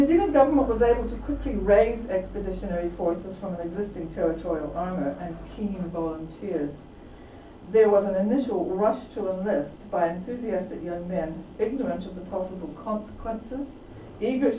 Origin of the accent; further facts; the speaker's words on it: Canada; I'm also Canadian